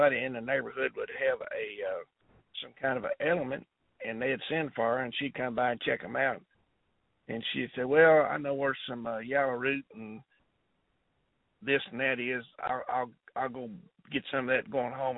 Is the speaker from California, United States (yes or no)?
no; Raywick, Kentucky, United States; also born or lived in Vietnam / North Dakota; I was born in Raywick, Kentucky